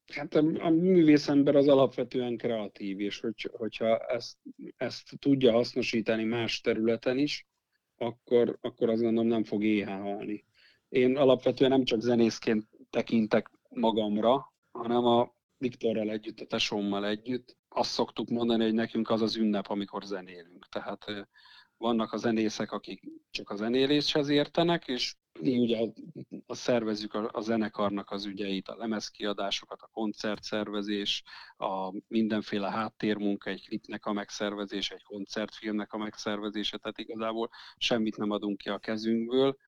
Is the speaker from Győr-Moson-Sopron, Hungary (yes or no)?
no; Eger, Heves, Hungary; minden tagunk egri, egri születésű, nagy részt itt élünk